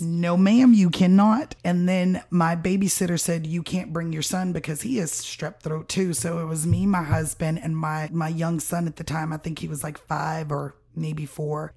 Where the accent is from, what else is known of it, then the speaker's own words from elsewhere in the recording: Miami, Florida, United States; also born or lived in Tallahassee, Florida; now in Nashville, United States; I am originally from Miami, Florida